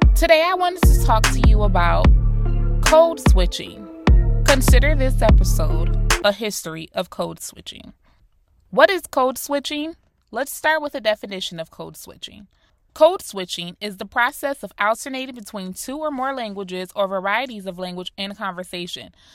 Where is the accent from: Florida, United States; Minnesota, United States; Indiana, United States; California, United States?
Florida, United States; South; also born or lived in Rochester, New York; My mother moved me and my siblings down to South Florida. I was born and raised in Rochester, New York, so moving to Florida was already a culture shock to me